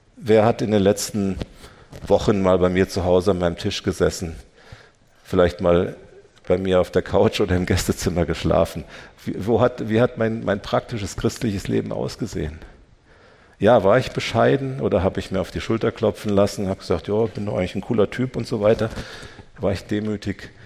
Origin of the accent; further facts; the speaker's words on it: Germany; wir als Deutsche